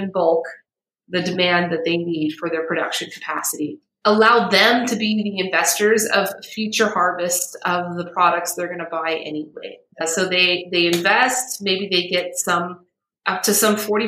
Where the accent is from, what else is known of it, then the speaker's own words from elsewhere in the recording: United States; I'm American, you know, I'm a privileged American.